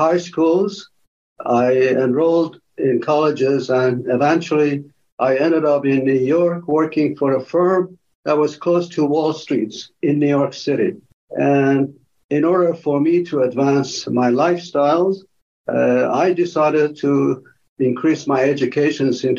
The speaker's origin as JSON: {"language": "English", "town": "Tehran", "region": "Tehran Province", "country": "Iran", "tie": "born or raised there", "moved": "as an adult", "lives_now": "United States", "said": "I came from Tehran, Iran"}